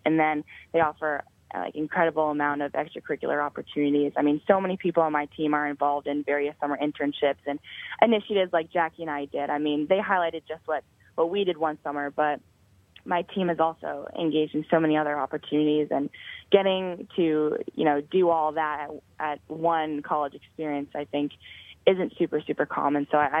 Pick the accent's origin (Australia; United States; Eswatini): United States; Boston, Massachusetts; I'm actually from the Boston area